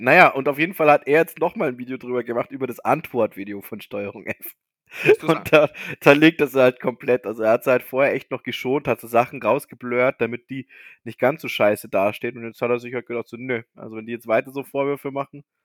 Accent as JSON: {"language": "German", "region": "Bavaria", "country": "Germany", "said": "bei uns in Bayern"}